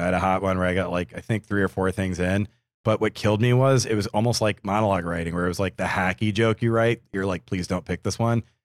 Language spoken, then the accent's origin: English; New Hampshire, United States; I only speak English and some French, uh, as I'm from New Hampshire